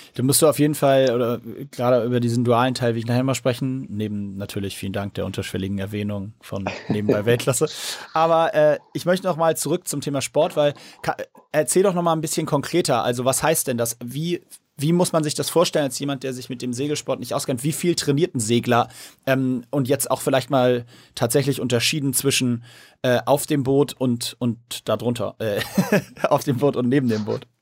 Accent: Hamburg, Germany; als Hamburger

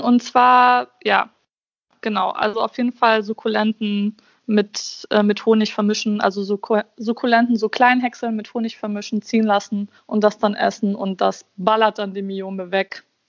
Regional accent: Bosnia & Herzegovina; ich bin Bosniakin. Also ich komme aus Bosnien

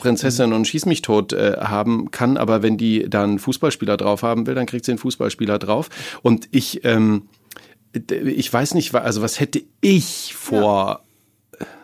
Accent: East Germany, Germany; now in Cologne, Germany; ich bin in der DDR groß geworden

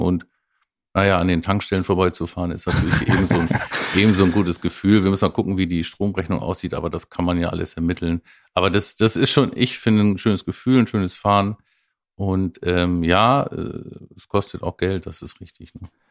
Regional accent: Oldenburg, Lower Saxony, Germany; als Oldenburger

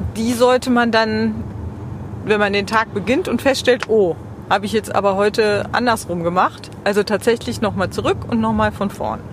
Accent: West Germany, Germany; Jetzt bin ich Wessi

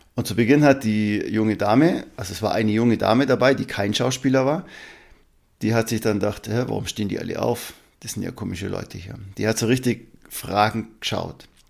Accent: Allgäu, Germany; bei uns im Allgäu

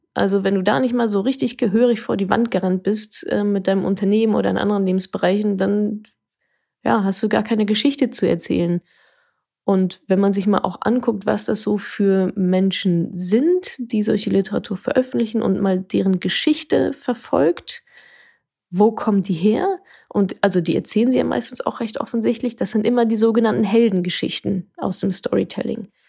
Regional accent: Ruhr area, North Rhine-Westphalia, Germany; ich komme aus dem Ruhrgebiet

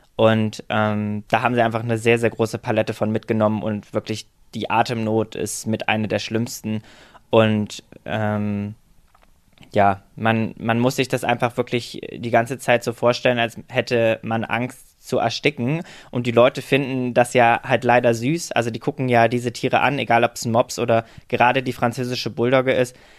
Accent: Halle, Saxony-Anhalt, Germany; now in Berlin, Germany; Also ich komme aus Halle an der Saale ursprünglich

